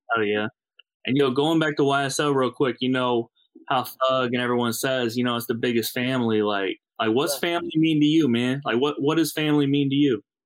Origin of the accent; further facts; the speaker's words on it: St. Louis, Missouri, United States; I'm from the Midwest. I'm from uh, St. Louis